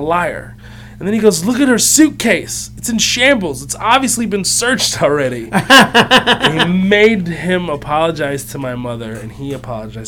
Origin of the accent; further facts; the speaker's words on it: Houston, Texas, United States; also born or lived in Kuwait; we had to flee Kuwait, and we ended up in Houston, Texas